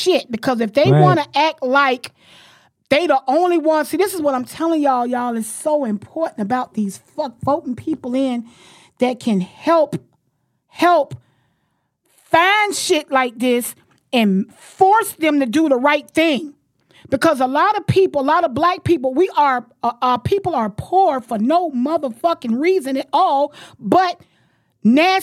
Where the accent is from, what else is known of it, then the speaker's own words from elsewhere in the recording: Florida, United States; I'm born and raised in Florida